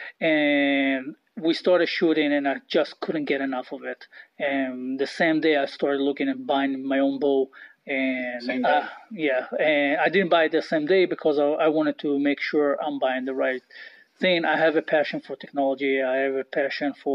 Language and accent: English; Israel; moved away; I grew up in Israel